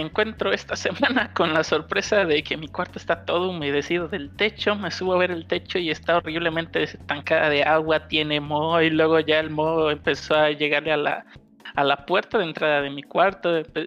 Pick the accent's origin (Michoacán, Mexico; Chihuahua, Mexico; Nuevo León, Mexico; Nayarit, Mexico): Nayarit, Mexico; moved away; also born or lived in Guadalajara; yo me regresé a, mi pueblo de origen